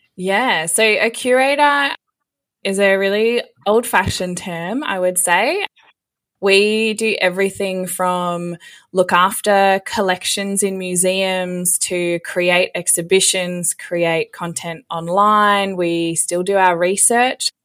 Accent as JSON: {"language": "English", "region": "Western Australia", "country": "Australia", "tie": "born or raised there", "said": "I actually got a job back in my hometown in Western Australia at the museum there"}